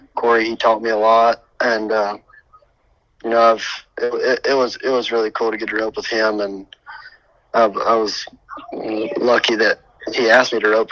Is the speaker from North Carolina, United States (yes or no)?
yes; Statesville, North Carolina, United States; now in Huckaby, United States; growing up in North Carolina